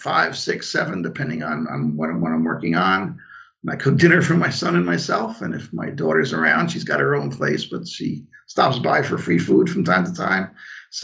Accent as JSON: {"language": "English", "town": "New York City", "region": "New York", "country": "United States", "tie": "born or raised there", "moved": "as an adult", "lives_now": "Saratoga area, United States", "said": "I'm originally from Coney Island in Brooklyn. Lived there for the first few decades plus of my life"}